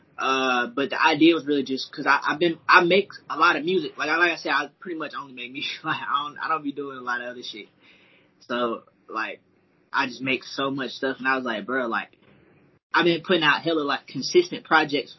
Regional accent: Ellenwood, Georgia, United States; now in Atlanta, United States; I currently reside in Atlanta, Georgia, but I'm from Ellenwood, Georgia, which is like 25 minutes south of the city. Clayton County

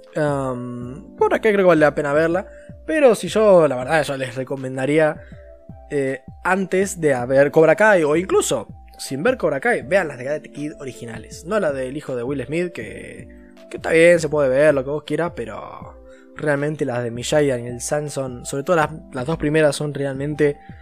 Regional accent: Argentina; yo soy un argentino hecho y derecho

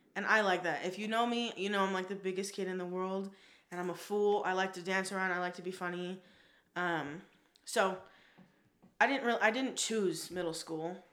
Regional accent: Las Vegas, Nevada, United States; also born or lived in Newport Beach, California; I am from Las Vegas, born and raised.

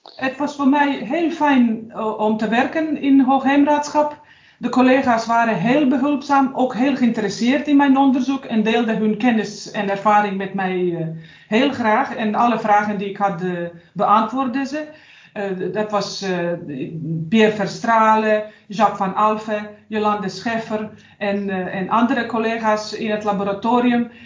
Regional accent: Sarajevo, Bosnia & Herzegovina; Dutch is a second language; moved away as an adult; now in Netherlands; De bedoeling was dat ik terug ga naar mijn vaderland en dat ik dus ga weer werken bij het bedrijf waar ik daarvoor had gewerkt

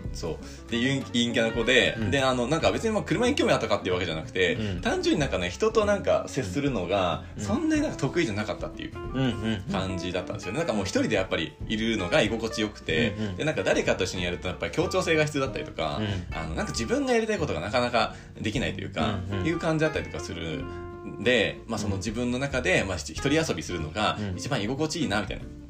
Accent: Niigata, Japan; 僕地元新潟の、まあ、結構ど田舎の方なんですけど

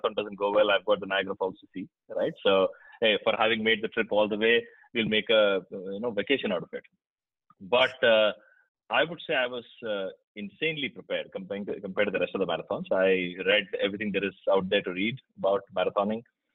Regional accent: Mumbai, Maharashtra, India; moved away as an adult; also born or lived in Kerala; now in United States; I from India. I live in the US, of course, now, but I was born in Kerala, lived most of my life in Mumbai

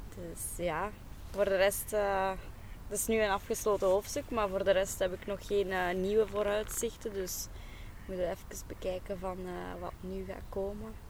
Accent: Aalst, Flanders, Belgium; ik ben oorspronkelijk van Aalst.

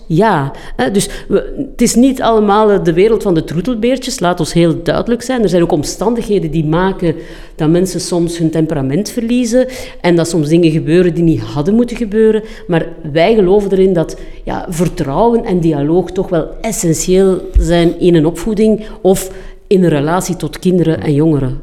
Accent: Flanders, Belgium; We zijn Vlamingen

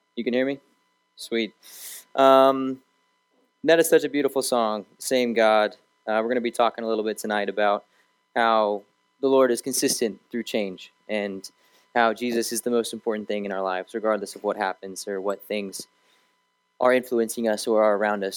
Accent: Raleigh, North Carolina, United States; also born or lived in Arizona; Raleigh's my home. That's where I kind of grew up.

